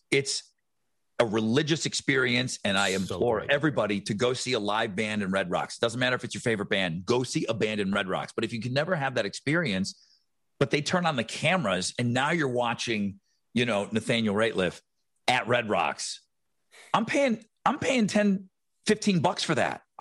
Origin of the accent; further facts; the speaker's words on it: Buffalo, New York, United States; now in Houston, United States; Jason and I grew up in Buffalo